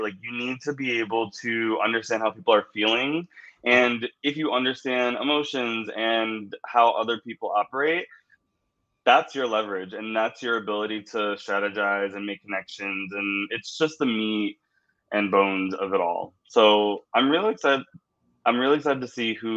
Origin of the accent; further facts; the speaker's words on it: New York, United States; I'm a New Yorker and I've always just stayed in my New York bubble